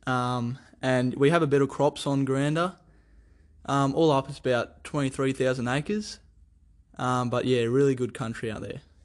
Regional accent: Theodore, Queensland, Australia; also born or lived in France; I was born in Theodore

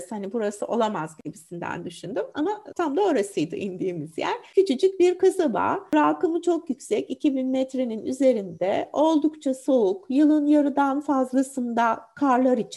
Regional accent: Istanbul, Turkey; İstanbul'da doğdum, büyüdüm.

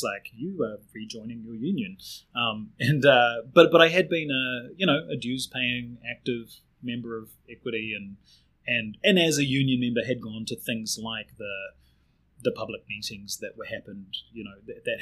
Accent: Auckland, New Zealand; accent: Kiwi; moved away as an adult; now in Wellington, New Zealand; I grew up in Glenfield, which is deep in the bowels of the North Shore

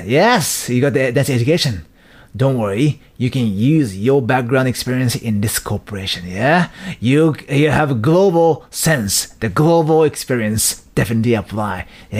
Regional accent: Dubai, United Arab Emirates; now in Japan; Yes, I was from Dubai. Yes, I'm from Dubai.

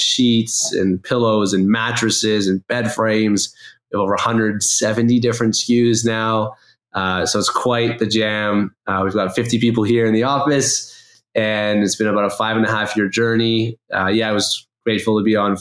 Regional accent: Toronto, Ontario, Canada; I'm born and raised in Toronto.

